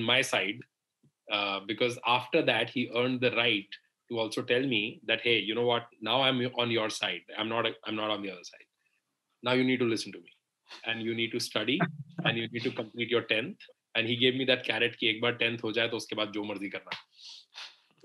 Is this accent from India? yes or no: yes; Delhi, India; I'm born and raised in Delhi.